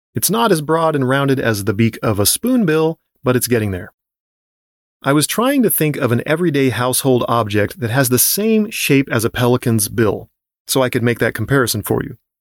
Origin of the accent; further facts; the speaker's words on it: Southern California, United States; As a kid growing up in Southern California